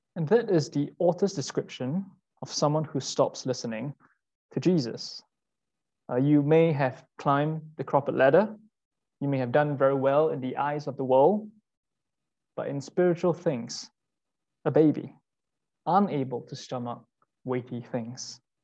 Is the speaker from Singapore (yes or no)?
yes; Singapore; moved away as an adult; now in London, United Kingdom; I'm Singaporean